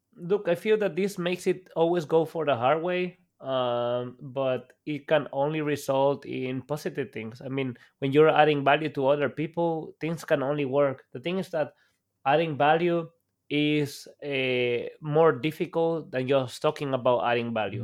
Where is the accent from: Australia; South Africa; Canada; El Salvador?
El Salvador; moved away as an adult; now in Germany; I'm Salvadorian. Like, I was born and raised in El Salvador